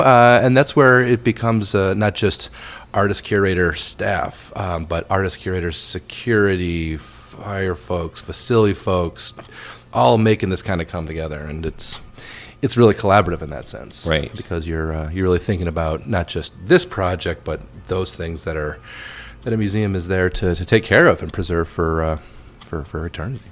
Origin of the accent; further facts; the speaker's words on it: Wayne, Illinois, United States; moved away as an adult; also born or lived in London; I grew up in the Chicago suburbs. Um, yeah. The town I was born was called Wayne, Illinois